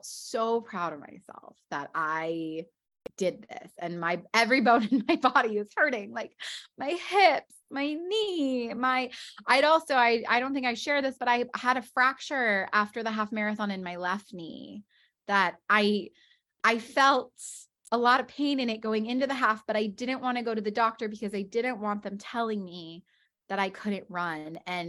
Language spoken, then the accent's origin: English; West Coast, United States; now in New York, United States; Like, I'm from the West Coast. Like, I'm used to this weather.